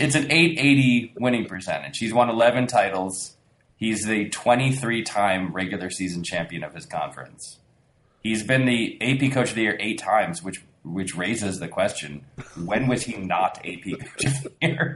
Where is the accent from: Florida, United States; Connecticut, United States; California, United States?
Connecticut, United States; I grew up in Connecticut